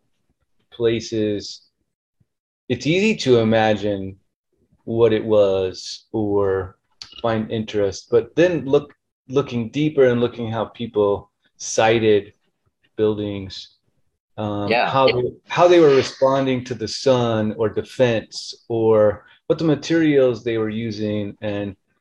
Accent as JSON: {"language": "English", "region": "New Mexico", "country": "United States", "tie": "born or raised there", "also_born_or_lived": "Lubbock, Texas", "said": "growing up in New Mexico"}